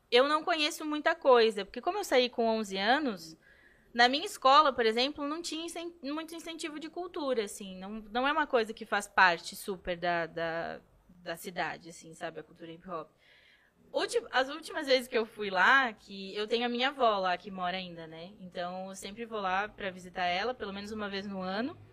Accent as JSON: {"language": "Portuguese", "town": "São Borja", "region": "Rio Grande do Sul", "country": "Brazil", "said": "Ah, São Borja fica no, no oeste do Rio Grande do Sul. É o interior interiorzaço. É, é na fronteira com a Argentina."}